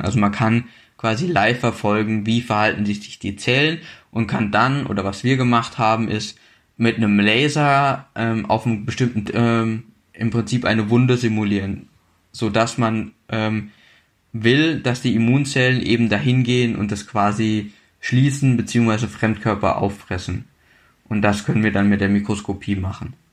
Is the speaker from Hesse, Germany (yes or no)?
yes; a village about 40 km from Marburg, Hesse, Germany; Äh, geboren bin ich in Marburg, aber dann aufgewachsen in einem Dorf quasi, ja, so 40 Kilometer entfernt von Marburg